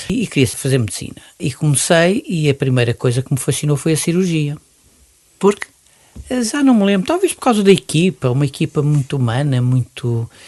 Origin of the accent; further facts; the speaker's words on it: Mozambique; now in Portugal; Nasci em Moçambique